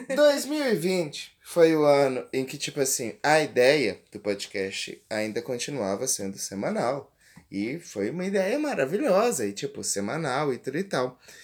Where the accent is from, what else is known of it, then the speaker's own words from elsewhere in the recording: interior of Goiás, Brazil; eu que sou do interior de aqui do Goiás, a quase 500 a 500 quilômetros de Goiânia